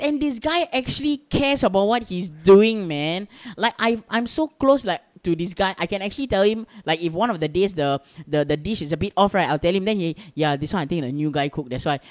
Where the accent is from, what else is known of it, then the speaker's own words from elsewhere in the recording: Singapore; I'm Singaporean